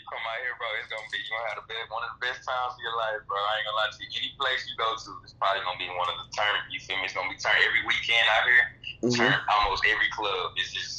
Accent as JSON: {"language": "English", "town": "Dallas", "region": "Texas", "country": "United States", "moved": "as an adult", "lives_now": "Houston, United States", "said": "I'm from Dallas, Texas. You feel me? And I moved to Houston, Texas about four and a half years ago."}